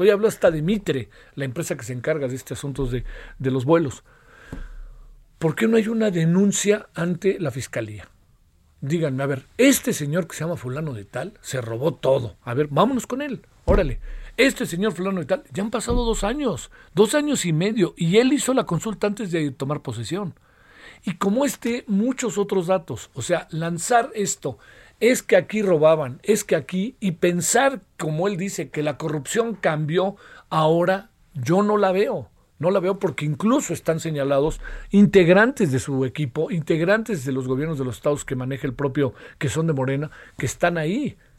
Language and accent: Spanish; Mexico